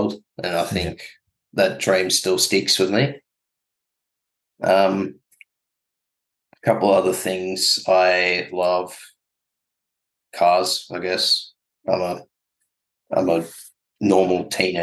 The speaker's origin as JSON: {"language": "English", "town": "Melbourne", "region": "Victoria", "country": "Australia", "tie": "born or raised there", "said": "I'm born and bred in Melbourne"}